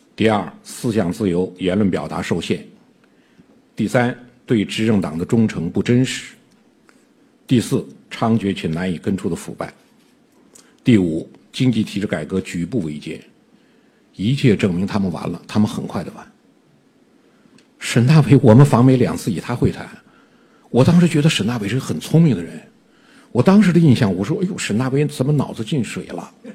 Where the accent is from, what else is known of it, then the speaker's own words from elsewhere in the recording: China; 我们中国人